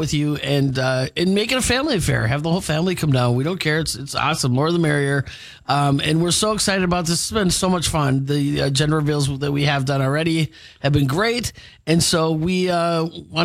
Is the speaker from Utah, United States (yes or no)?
no; Milwaukee, Wisconsin, United States; I grew up in Milwaukee